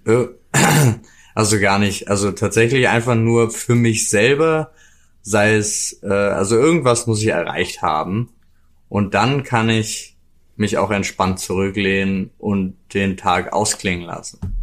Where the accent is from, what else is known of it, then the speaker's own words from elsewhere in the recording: North Rhine-Westphalia, Germany; also born or lived in Jena; now in Berlin, Germany; ich ja meine Kindheit auch irgendwie in NRW verbracht